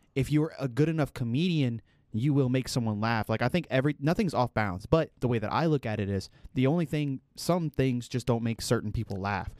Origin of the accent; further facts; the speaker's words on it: United States; as an American